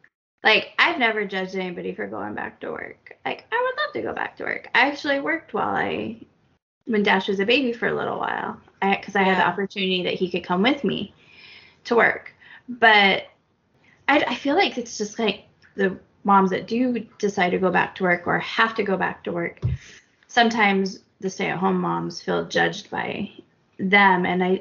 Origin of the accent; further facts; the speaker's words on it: Charleston, South Carolina, United States; On the other hand, I grew up in Charleston, and that world can sometimes seem over the top